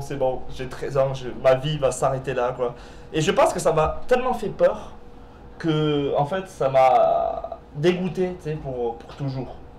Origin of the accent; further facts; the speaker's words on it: Perpignan, Occitania, France; moved away as an adult; now in Quebec, Canada; je viens de Perpignan. C'est euh, dans le sud de la France, c'est à la frontière de l'Espagne